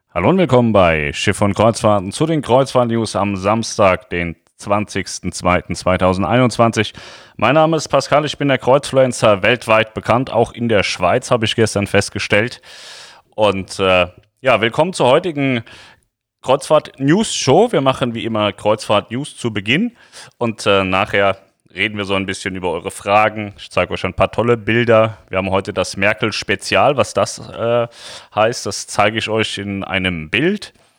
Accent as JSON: {"language": "German", "region": "Lower Saxony", "country": "Germany", "said": "für uns Niedersachsen"}